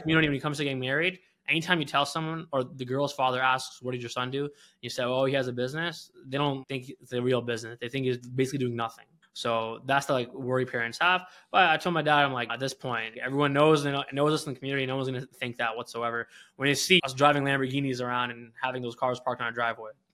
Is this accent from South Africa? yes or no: no; Canada; moved away as an adult; also born or lived in Philadelphia / Detroit; I'm not an American citizen, I'm a Canadian